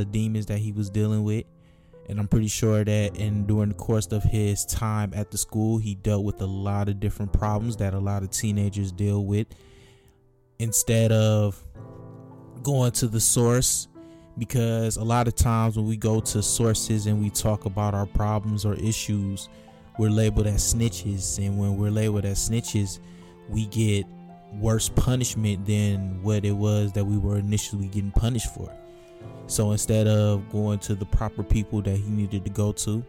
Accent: Michigan, United States; my home state of Michigan

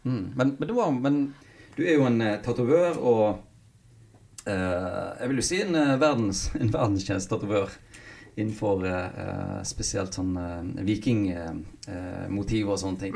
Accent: Knarvik, Vestland, Norway; also born or lived in Hjelmås; jeg er jo fra Hjelmås og vokste opp på Knarvik, som er i Nordhordland

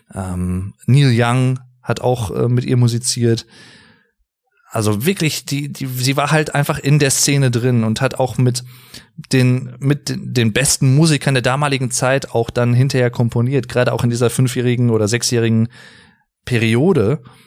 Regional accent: Germany; also born or lived in North Rhine-Westphalia; bei uns in Deutschland

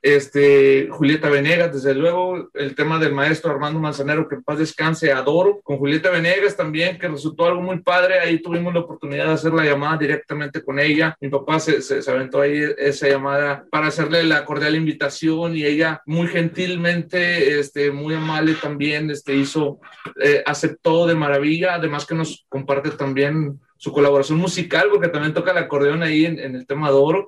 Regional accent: Nuevo León, Mexico; no somos exactamente de Monterrey, se puede decir que todos somos del mismo estado, todos somos de Nuevo León

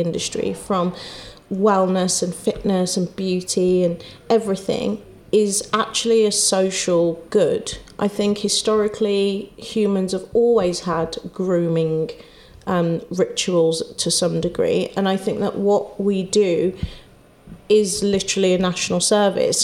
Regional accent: Wolverhampton, West Midlands, United Kingdom; moved away; I'm from Wolverhampton. My family aren't here

